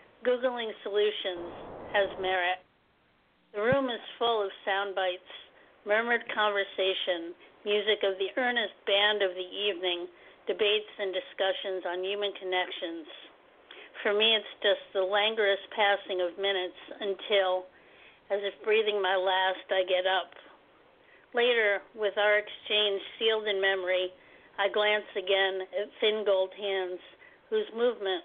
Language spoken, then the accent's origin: English; Poughkeepsie, New York, United States; I'm from Poughkeepsie, New York, which is upstate New York, 2 hours away from New York City